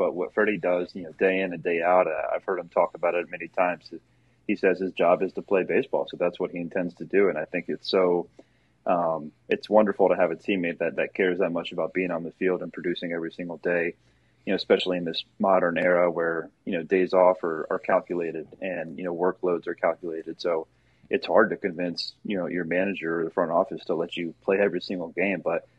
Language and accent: English; Maryland, United States; born there; So yeah, I was born in Maryland.